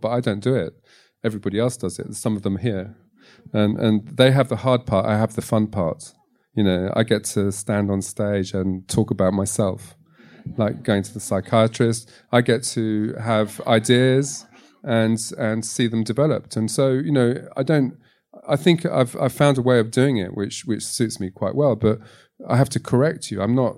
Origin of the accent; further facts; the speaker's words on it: London, United Kingdom; moved away as an adult; also born or lived in Tunisia / Egypt / Morocco; now in France; growing up in London at the time